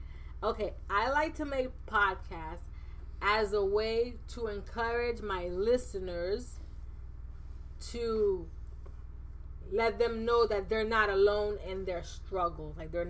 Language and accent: English; Jamaica; moved away as an adult; This podcast started off as something that I did just after I came from Jamaica back in 2014